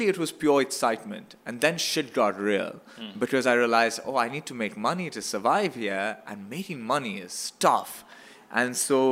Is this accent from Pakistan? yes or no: yes; Pakistan; moved away as an adult; now in Canada; I came from Pakistan. I grew up